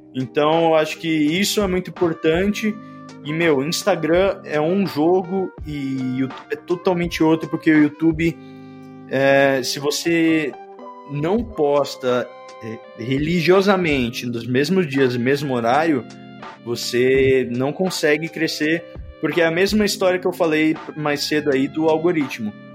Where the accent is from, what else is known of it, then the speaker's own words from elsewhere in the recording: São Paulo, Brazil; Eu sou de São Paulo